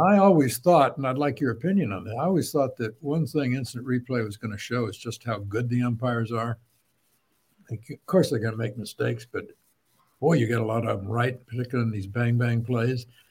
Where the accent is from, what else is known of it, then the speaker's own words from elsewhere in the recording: Champaign, Illinois, United States; I grew up in Champaign, Illinois